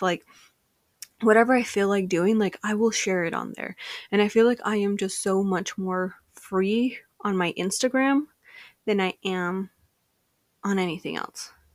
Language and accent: English; United States; Mexican-American, Mexican version of me